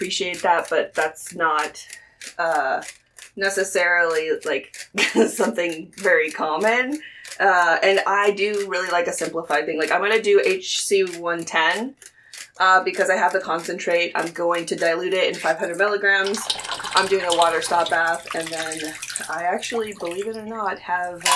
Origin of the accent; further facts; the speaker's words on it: Chile; I'm from Chile